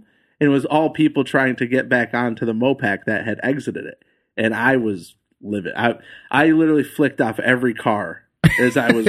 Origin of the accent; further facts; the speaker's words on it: Lakeville, Michigan, United States; also born or lived in California; now in Austin, United States; I was born in Lakeville.